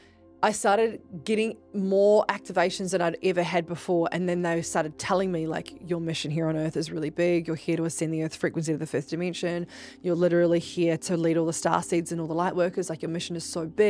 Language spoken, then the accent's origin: English; New Zealand; I'm actually from New Zealand, and I am from a tribe called Ngā Tahu